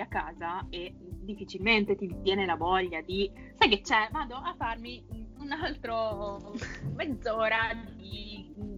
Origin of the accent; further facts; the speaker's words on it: Vicenza, Veneto, Italy; siamo di Vicenza